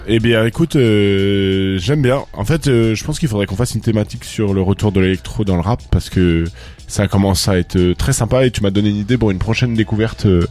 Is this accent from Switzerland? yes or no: no; Toulouse, Occitania, France; moi quand je viens de Toulouse